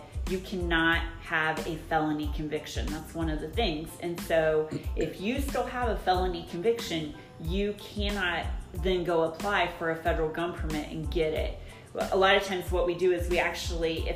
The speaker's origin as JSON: {"language": "English", "town": "Alexandria", "region": "Indiana", "country": "United States", "tie": "born or raised there", "also_born_or_lived": "Bloomington, Indiana", "said": "I was born and raised in Alexandria"}